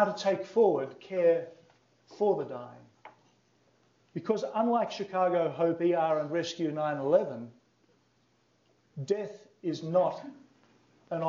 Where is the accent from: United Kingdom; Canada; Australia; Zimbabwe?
Australia; I come from Australia